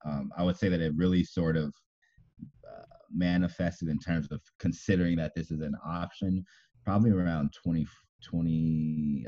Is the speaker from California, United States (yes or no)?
yes; Moreno Valley, California, United States; I'm from Moreno Valley, and that's about you know 50 miles um, east